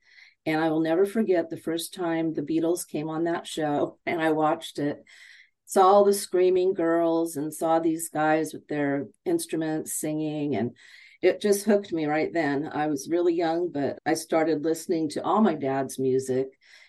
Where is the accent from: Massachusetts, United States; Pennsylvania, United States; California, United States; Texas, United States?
California, United States; I grew up in Southern California with a father who loved music, loved all kinds of music.